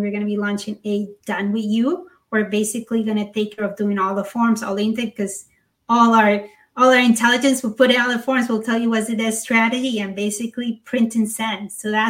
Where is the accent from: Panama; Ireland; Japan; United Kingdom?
Panama; moved away; I was born in Panama.